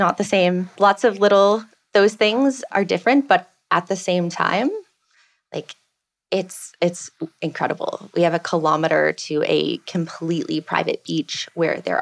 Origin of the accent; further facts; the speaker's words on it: Belleville, Ontario, Canada; moved away as an adult; also born or lived in Ottawa; now in Carriacou, Grenada; I was born and raised in Belleville